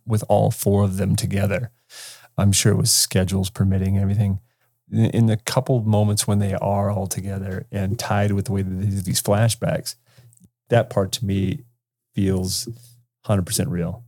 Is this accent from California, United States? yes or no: yes; California, United States; I grew up in California, dude, where it was sunshiny all the time